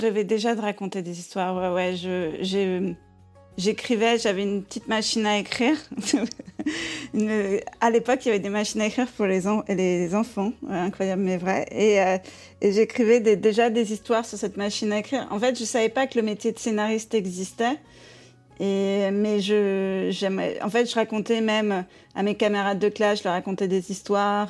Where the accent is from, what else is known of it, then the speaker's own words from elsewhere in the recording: Paris, Île-de-France, France; moved away as an adult; also born or lived in Vosges; now in New York, United States; Moi, je suis une vraie, vraie parisienne